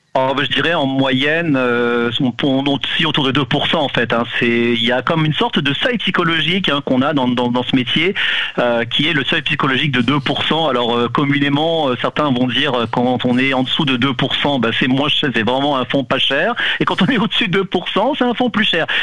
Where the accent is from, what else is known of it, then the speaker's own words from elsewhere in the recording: France; now in Canada; Je suis d'origine de France